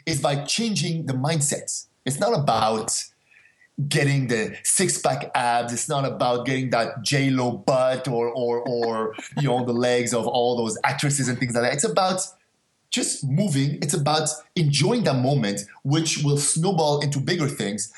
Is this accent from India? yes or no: no; Montreal, Quebec, Canada; also born or lived in Casablanca, Morocco; I grew up in Montreal, but I was actually born in Morocco, in Casablanca, Morocco. We left when I was 5 years old to go to Canada.